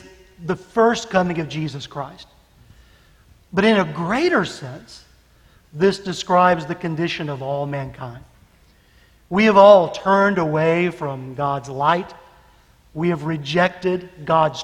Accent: Birmingham, Alabama, United States; moved away as an adult; now in Japan; I'm from Birmingham. I was born and raised here.

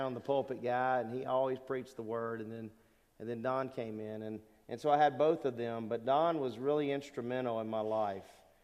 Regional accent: Lake Charles, Louisiana, United States; also born or lived in Newport, Rhode Island; I grew up in Southwest Louisiana, and my dad was in the Navy. We moved around a lot when I was a little guy

